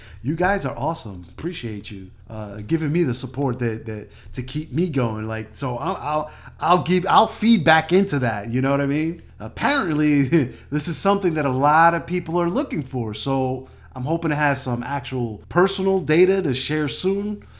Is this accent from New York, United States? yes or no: yes; New York City, New York, United States; moved away as an adult; also born or lived in Washington, D.C.; now in California, United States; New York City, my hometown